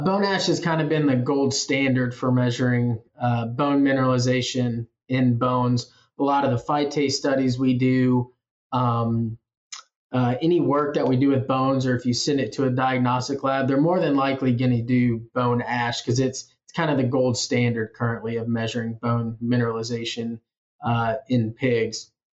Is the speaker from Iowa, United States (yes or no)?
yes; Iowa Falls, Iowa, United States; moved away as an adult; also born or lived in Manhattan, Kansas; now in Kansas, United States; I'm originally from Iowa Falls, Iowa